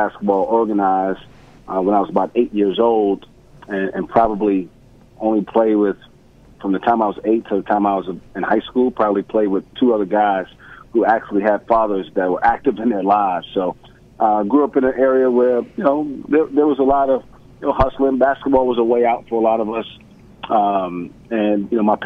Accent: New York City, New York, United States; moved away as an adult; I'm from Bed-Stuy, which is a small section of I guess it would be the central part of Brooklyn, and that's where I was born and raised

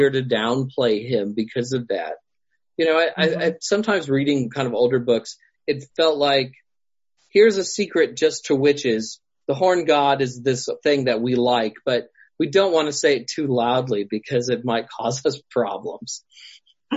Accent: Nashville, Tennessee, United States; now in California, United States; I also grew up around Nashville

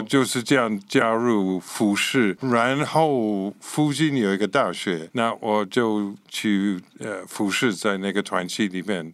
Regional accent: Scotland, United Kingdom; Chinese is a second language; moved away as an adult; now in Taiwan; 我是英国人哈，呃，其实是苏格兰人，所以可以说是英国人。 不能说我是英格兰人，哦。就是我是苏格兰人，就是英国的北部。一九六九年来到台湾，就是民国五十八年，然后在那个时候在这里十年，然后走了，然后这次回来十六年了

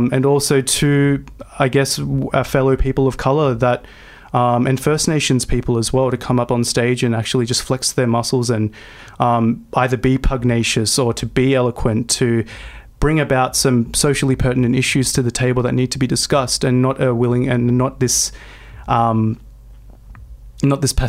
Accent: St Marys, New South Wales, Australia; growing up in St. Mary's and in the Southwest in my early phase of life.

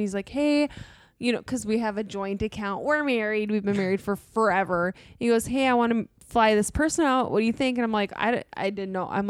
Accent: Minnesota, United States; I'm purebred Minnesotan.

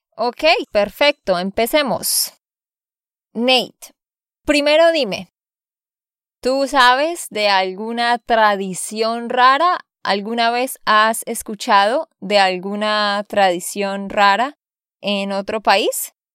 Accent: Santander, Colombia; de Santander, Colombia

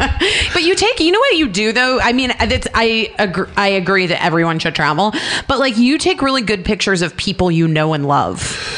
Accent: Arizona, United States; I grew up in Arizona.

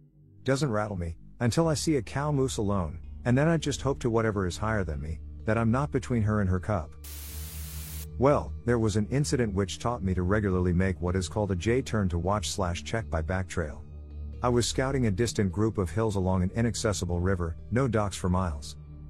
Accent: Alaska, United States; I grew up in Alaska. Just on the bubble of civilization. Sort of. Up there, even in the big cities, you'll get bears and moose and such.

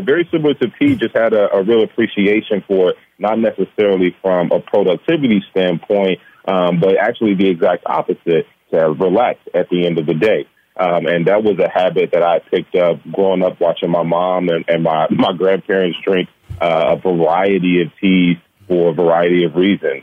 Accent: Gary, Indiana, United States; moved away as an adult; also born or lived in Iowa; we are uh, born and raised in Gary, Indiana. Uh, we actually grew up uh, a rock's throw from each other uh, on the same block.

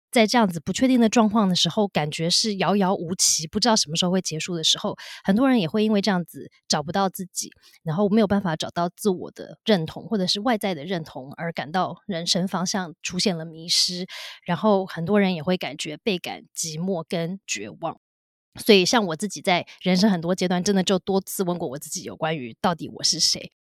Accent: United States; also born or lived in Taiwan; 像我就会是一个出生在台湾但是在美国长大的一个东方的女性

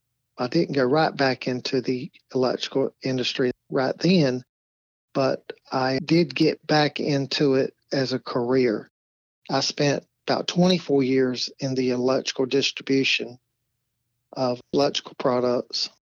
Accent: Greenville, North Carolina, United States; also born or lived in Los Angeles; I was born in Greenville, North Carolina. That's Pitt County. And went to high school there, community college, and then transferred over to East Carolina University. Basically lived there about 21 years and then moved on a little bit.

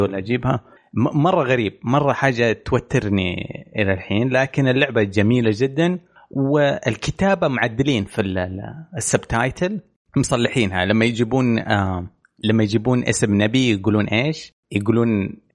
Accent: Eastern Province, Saudi Arabia; عندنا في الشرقيه

